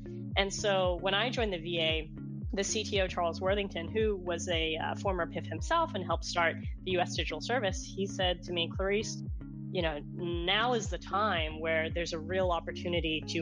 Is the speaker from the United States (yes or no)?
no; Hong Kong; moved away; my genesis of growing up in Hong Kong